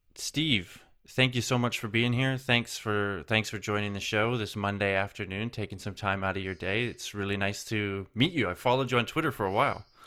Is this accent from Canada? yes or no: yes; Canada; now in Germany; I'm originally from Canada